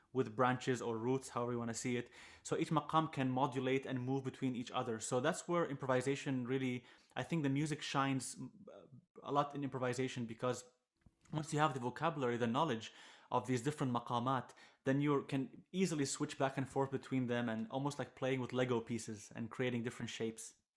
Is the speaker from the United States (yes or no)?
no; Jordan; I am a Jordanian violinist, throw the Iraqi roots, so I grew up in Jordan most of my, most of my life